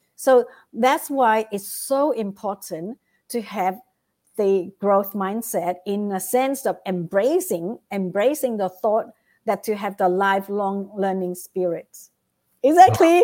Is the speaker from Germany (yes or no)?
no; Vietnam; moved away; I came from Vietnam